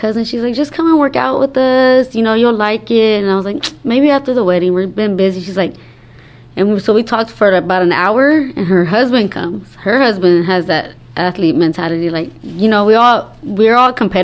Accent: Dallas, Texas, United States; I was born and raised here in Dallas, Texas.

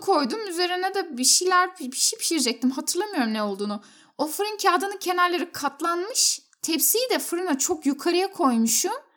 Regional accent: Turkey

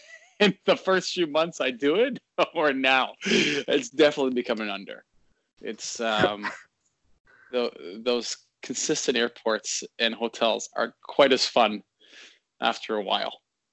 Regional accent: Canada; It's over. I mean, we're great.

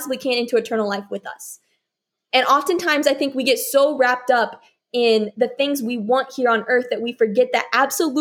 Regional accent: United States; we as the American church

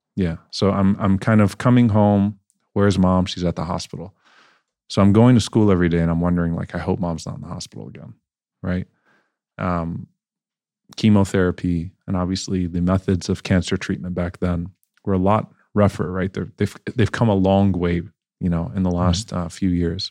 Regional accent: New Orleans, Louisiana, United States; also born or lived in Baton Rouge, Louisiana; now in Dallas, United States; So I was born and raised in New Orleans, Louisiana, um, where there weren't many Muslims

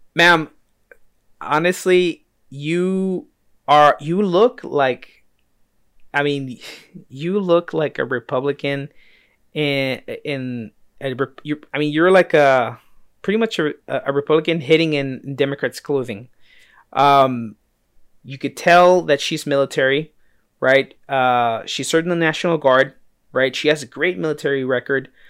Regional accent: United States; I was born here in the States

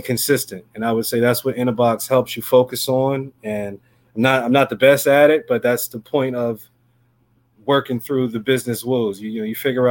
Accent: New Jersey, United States; I'm from New Jersey. Primary South Jersey is my territory

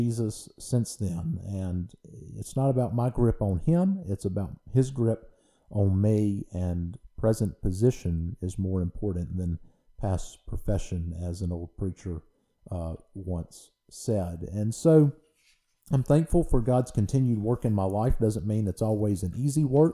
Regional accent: Louisiana, United States; moved away as an adult; now in Mississippi, United States; I grew up in Louisiana, and I am a Louisiana boy through and through.

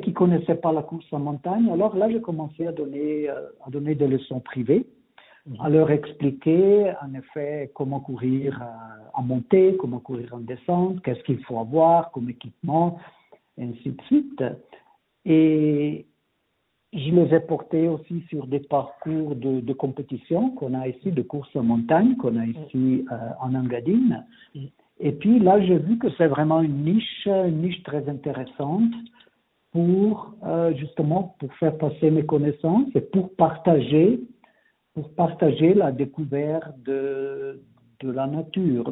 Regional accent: Ticino, Switzerland; moved away as an adult; also born or lived in Geneva / Vienna / Zurich / Bern; now in Engadine, Switzerland; Moi, je suis né, j'ai grandi au Tessin, mhm. jusqu'à l'âge de 20 ans.

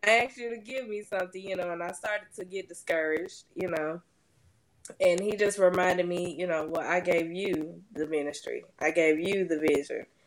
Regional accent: Little Rock, Arkansas, United States; I'm actually from Little Rock, Arkansas

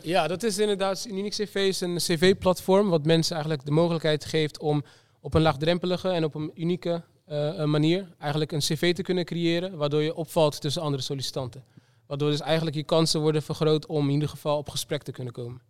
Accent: Rotterdam, South Holland, Netherlands; Rotterdam, de stad waar ik vandaan kom. waar ik ben geboren en getogen.

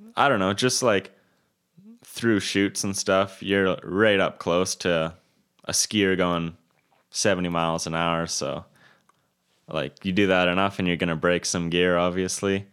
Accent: Kelowna, British Columbia, Canada; I was born and raised in Kelowna.

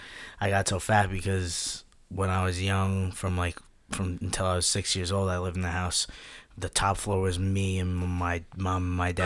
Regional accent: United States; I grew up in West Cheddar

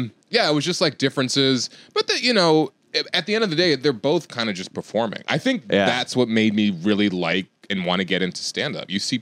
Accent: Richmond, Virginia, United States; also born or lived in West Chester, Pennsylvania; I feel like I'm from Virginia because like from 8 or 9

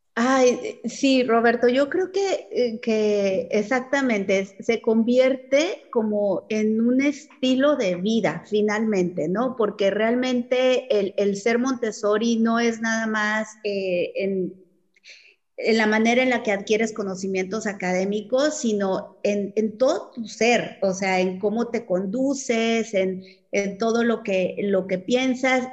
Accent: Chihuahua, Mexico; Yo soy de Chihuahua

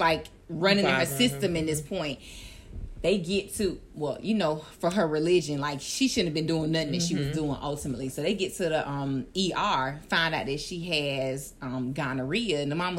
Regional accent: Orlando, Florida, United States; I was from Orlando, and I was in the magnet program

